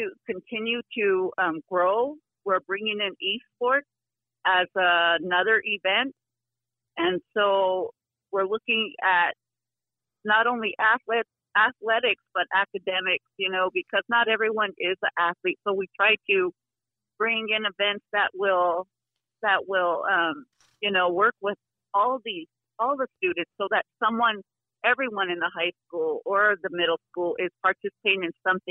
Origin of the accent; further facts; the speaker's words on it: St. Francis, South Dakota, United States; I grew up in St. Francis too